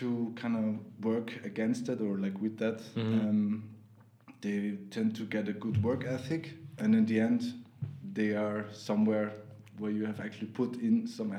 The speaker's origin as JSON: {"language": "English", "region": "Vienna", "country": "Austria", "tie": "born or raised there", "second_language": "English"}